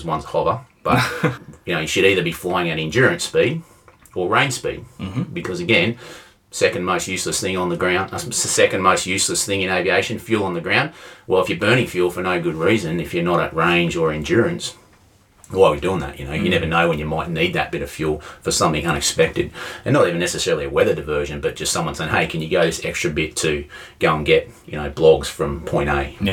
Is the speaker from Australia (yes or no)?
yes; Corryong, northeast Victoria, Australia; moved away; northeast Victoria, a little town called Corion, which some people may recognise as my hometown